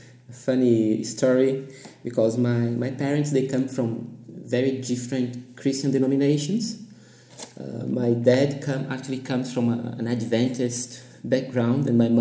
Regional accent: Santos, São Paulo, Brazil; English is a second language; moved away as an adult; now in Frankfurt, Germany; I was born in Santos, São Paulo, Brazil.

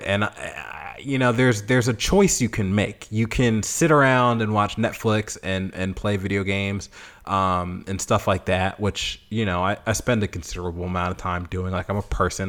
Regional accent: Boston, Massachusetts, United States; moved away as an adult; now in Memphis, United States; I'm from Boston

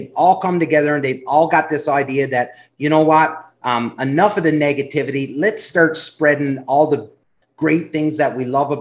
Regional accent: Canada; I'm from Canada where our provinces are massive

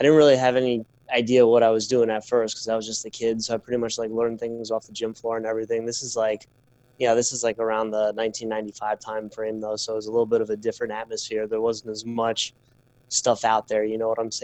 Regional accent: Islip, New York, United States; I grew up in Islip.

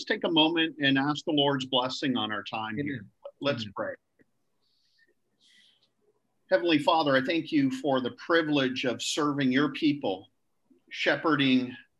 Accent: near Toronto, Ontario, Canada; moved away as an adult; also born or lived in Niagara Falls, Ontario; now in Nassau, Bahamas; I was born and raised in Canada near Toronto, Ontario

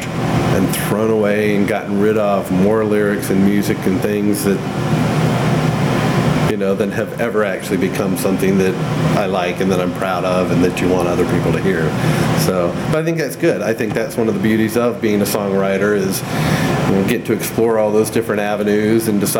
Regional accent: Kokomo, Indiana, United States; also born or lived in Crawfordsville, Indiana; I actually went to college somewhere smaller than I grew up in Kokomo

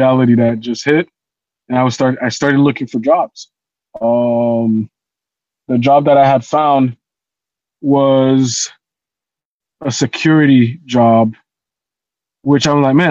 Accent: Haiti; moved away; us growing up in Haiti

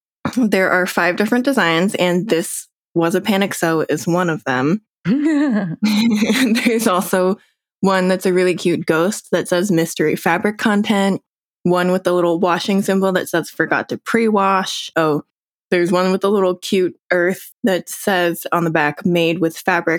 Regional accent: New Jersey, United States; And I would do the same thing of like, I'm from New Jersey. What do you want?

